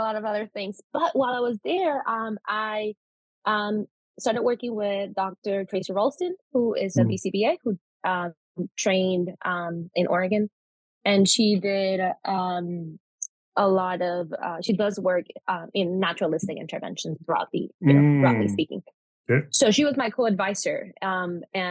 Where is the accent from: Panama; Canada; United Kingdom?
Panama; first language Spanish; English is a second language; moved away as an adult; also born or lived in Florida, United States / Pennsylvania, United States; now in United States; I am Panamanian, like I previously mentioned, because I was born in Panama. Spanish is my first language